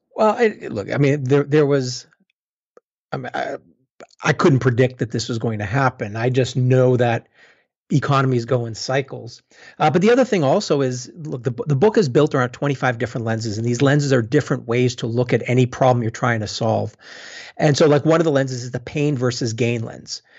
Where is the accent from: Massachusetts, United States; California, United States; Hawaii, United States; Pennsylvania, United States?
Massachusetts, United States; Boston; moved away; also born or lived in London; I'm from Boston originally